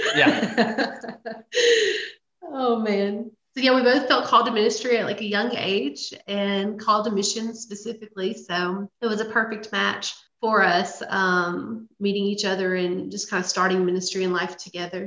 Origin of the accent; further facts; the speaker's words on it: Louisiana, United States; moved away; I grew up in Louisiana. I'm a Louisiana girl through and through